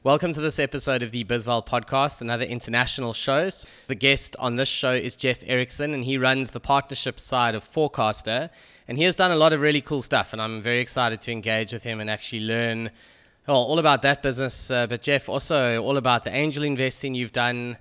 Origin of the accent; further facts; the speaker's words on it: South Africa; as a South African